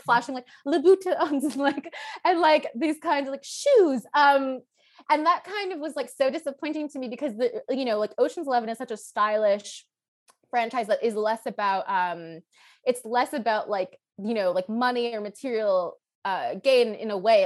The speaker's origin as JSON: {"language": "English", "town": "Toronto", "region": "Ontario", "country": "Canada", "tie": "born or raised there", "said": "I grew up in Toronto, I'm from Toronto"}